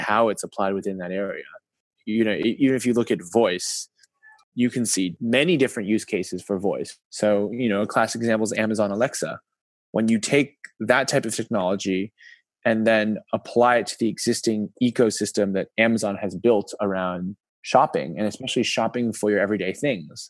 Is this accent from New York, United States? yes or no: yes; New York, United States; moved away as an adult; now in China; My hometown is New York